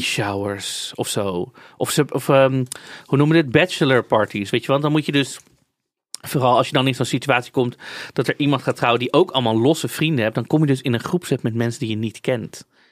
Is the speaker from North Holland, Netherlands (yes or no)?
yes; Amsterdam, North Holland, Netherlands; als Amsterdammer